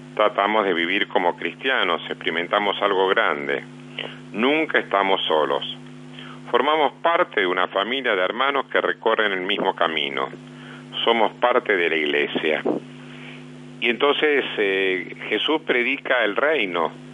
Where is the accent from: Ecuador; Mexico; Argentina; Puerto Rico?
Argentina; nosotros, los argentinos